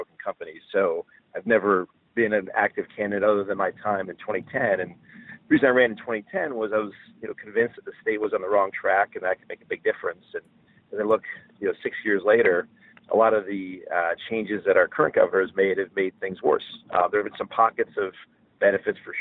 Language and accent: English; Johnstown, New York, United States; now in Scarsdale, United States; So I was born in 1971 in Johnstown, New York. It's Fulton County, about an hour northwest of Albany, very rural, working class town